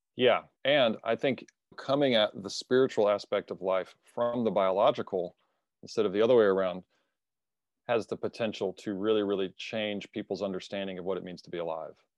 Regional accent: United States; as an American

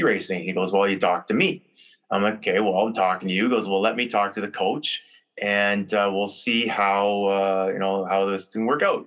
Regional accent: Cambridge, Ontario, Canada; I grew up here in Preston, Cambridge, right by the arena.

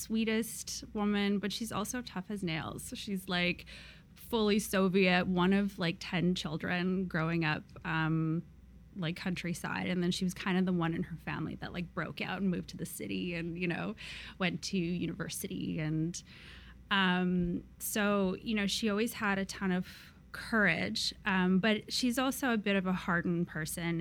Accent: Seattle, Washington, United States; also born or lived in Vladivostok, Russia; I was born in Vladivostok, which is super far east. It's like on the Sea of Japan, and it borders like China. So I was born there, and when I was like 5 or so, we actually left and immigrated to the United States. So I actually grew up in Seattle

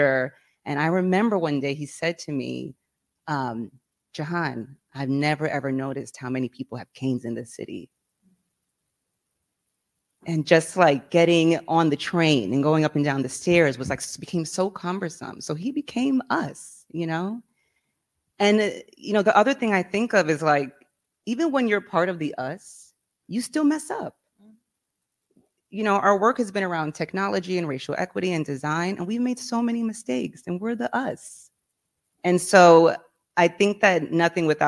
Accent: New York, United States; I grew up in New York, from New York

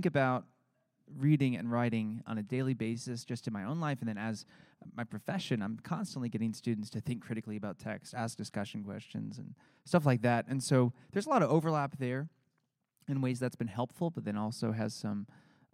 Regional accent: Plano, Texas, United States; So I grew up in Plano, and I have an older sister named Renee, younger brother named Kurt, and we all grew up in Plano

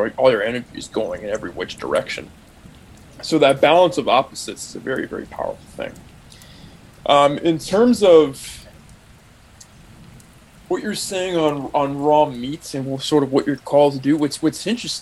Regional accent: Bay Area, California, United States; I grew up in the Bay Area

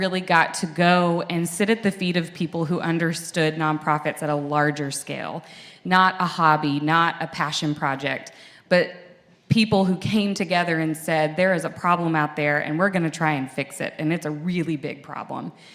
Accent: Franklin, Tennessee, United States; I grew up in Franklin, in the early 90s and early 2000s, when Franklin was the place to be. My dad, you know, they picked this community because they could commute to their Nashville job

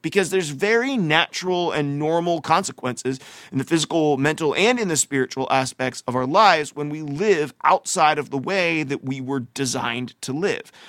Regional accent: United States; growing up in America, like I have

